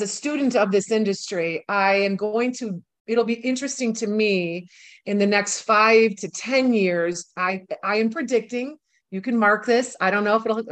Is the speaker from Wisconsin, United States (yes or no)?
yes; Milwaukee, Wisconsin, United States; moved away as an adult; also born or lived in New York City; my hometown, which is Milwaukee, Wisconsin